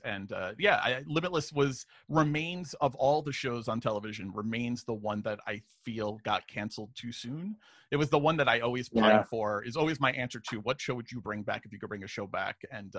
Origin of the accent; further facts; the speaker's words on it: New York City, New York, United States; I was also born in Queens, New York. I was born and raised in Flushing.